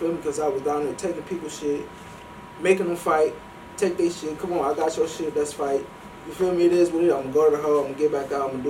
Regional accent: Ohio, United States; So, I'm from Ohio, so I'm with Northeast.

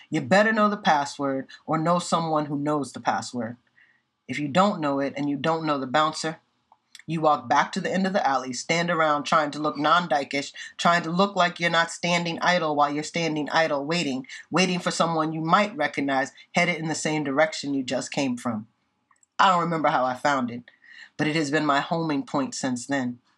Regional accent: Indiana, United States; now in Boston, United States; I'm from Indiana

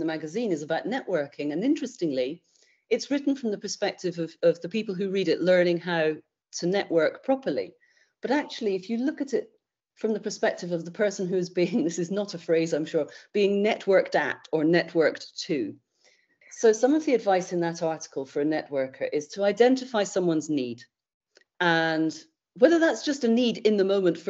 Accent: United Kingdom

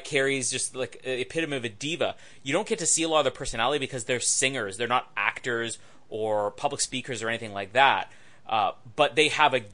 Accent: Canada; I'm Canadian

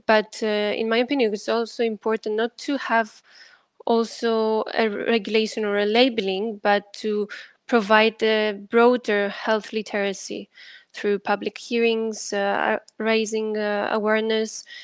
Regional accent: Greece; I'm also coming from Greece

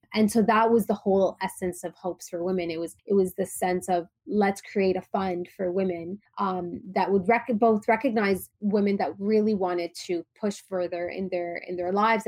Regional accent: Toronto, Ontario, Canada; also born or lived in Dubai, United Arab Emirates / Palestine; I grew up in Toronto, in Canada

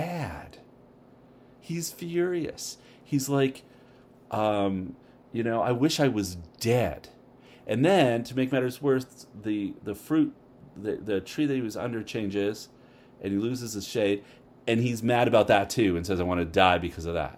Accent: Canada; now in United States; I'm a Canadian, but I've been living here long enough

